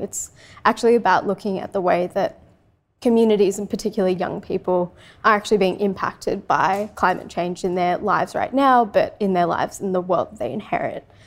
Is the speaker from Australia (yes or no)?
yes; Sydney, New South Wales, Australia; also born or lived in Francistown, Botswana; growing up in Western Sydney